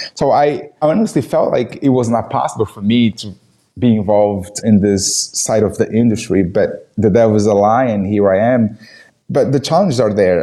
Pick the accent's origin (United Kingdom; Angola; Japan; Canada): Angola; English is a second language; moved away; I was born and raised in Angola, Africa.